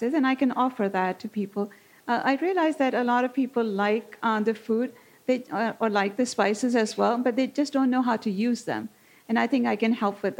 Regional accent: Pakistan; also born or lived in North Africa / England / Mount Horeb, Wisconsin; now in Wisconsin, United States; I'm originally from Pakistan, grew up there, and then kind of moved around the world

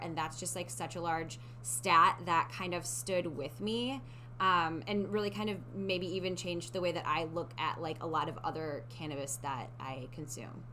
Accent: Midwest, United States; moved away; When I was growing up in the Midwest

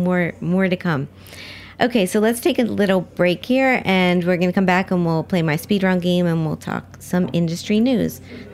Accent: Miami, Florida, United States; now in New York City, United States; I grew up in Miami

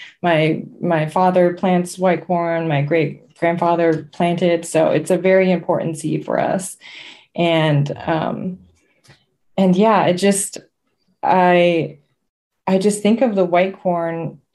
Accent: Seneca Nation, New York, United States; I'm from the Haudenosaunee, which is a confederacy throughout current day New York into Canada and Wisconsin. And I'm from the Seneca Nation

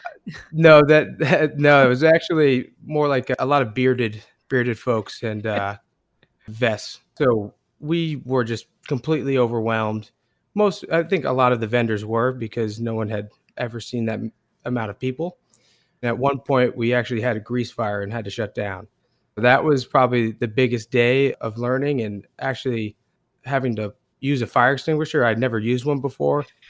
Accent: Portland, Maine, United States; Max and I are both born and raised in Portland, Maine

